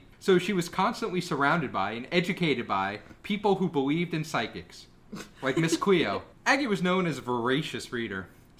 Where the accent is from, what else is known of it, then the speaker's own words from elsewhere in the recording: United States; I'm American.